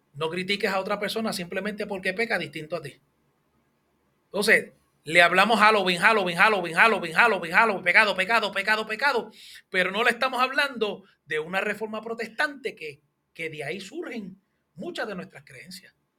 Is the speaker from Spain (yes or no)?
no; Hatillo, Puerto Rico; yo soy de Adillo.